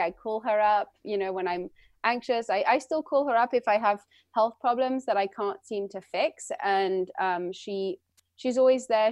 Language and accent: English; London, United Kingdom; now in Santa Cruz, United States; I was born and raised in London, and my mother's French and my father's American